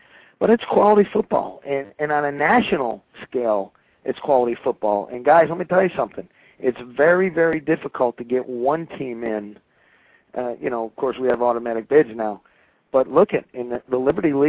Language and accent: English; New England, United States; now in Pennsylvania, United States; I'm a New Englander through and through, but I'm transplanted down in Pennsylvania